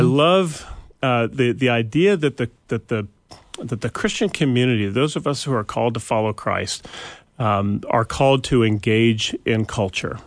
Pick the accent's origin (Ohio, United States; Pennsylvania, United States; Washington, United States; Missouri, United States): Washington, United States; Bellingham; moved away; we grew up in the Pacific Northwest, a little town of not so little anymore, but Bellingham, Washington